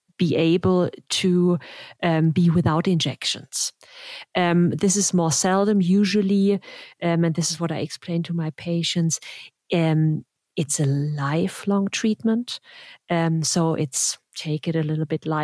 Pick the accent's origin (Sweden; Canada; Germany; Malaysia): Germany; now in United States; I'm from Germany and the US